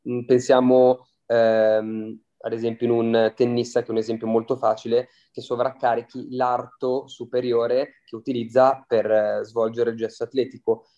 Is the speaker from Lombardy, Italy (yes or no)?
yes; Milan, Lombardy, Italy; sono di Milano